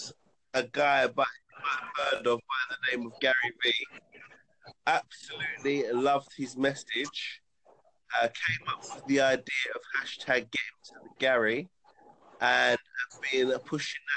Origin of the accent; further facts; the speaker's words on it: London, United Kingdom; also born or lived in Leeds; I was born in North London, a place called Islington. I moved around London throughout my childhood.